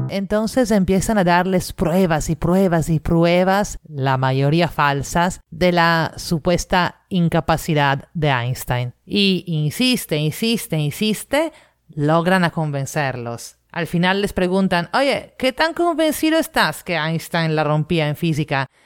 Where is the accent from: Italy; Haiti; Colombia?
Italy; now in Lima, Peru; italiana en Lima